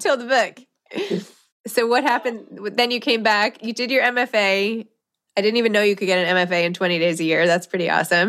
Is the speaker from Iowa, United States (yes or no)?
no; New York, United States; also born or lived in Los Angeles; I grew up in New York.